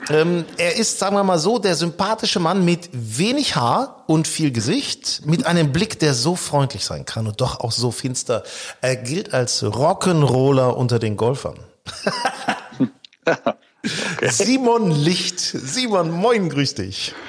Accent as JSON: {"language": "German", "region": "Lower Saxony", "country": "Germany", "tie": "born or raised there", "said": "ich bin ja gebürtig in Niedersachsen"}